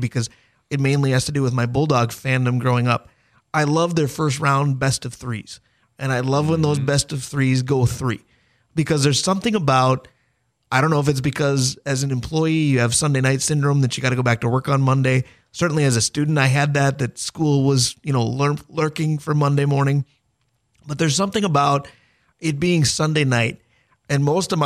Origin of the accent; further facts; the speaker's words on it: Minnesota, United States; as a Minnesotan